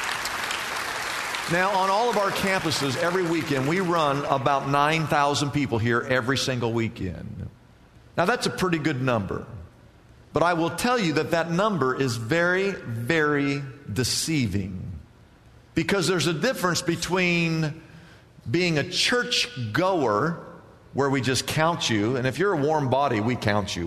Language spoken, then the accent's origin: English; Midwest, United States; now in California, United States; I grew up in the Midwest